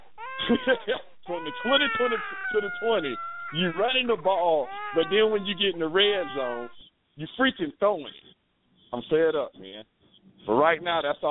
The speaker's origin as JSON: {"language": "English", "town": "Jacksonville", "region": "Florida", "country": "United States", "also_born_or_lived": "Cincinnati, Ohio", "said": "I'm from Duval County"}